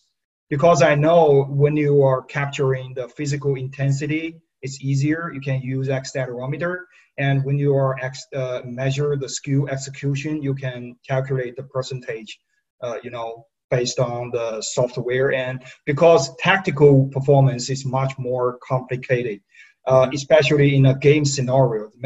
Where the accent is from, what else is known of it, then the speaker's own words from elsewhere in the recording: China; moved away; I'm from China